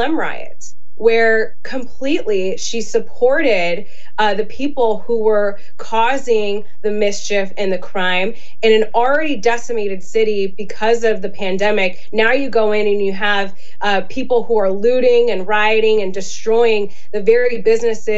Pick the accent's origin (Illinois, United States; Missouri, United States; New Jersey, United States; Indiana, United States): Illinois, United States; we're from Illinois.